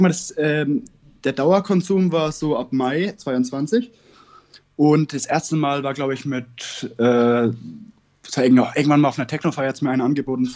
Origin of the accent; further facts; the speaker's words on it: Northern Bavaria, Germany; ich komme aus Bayern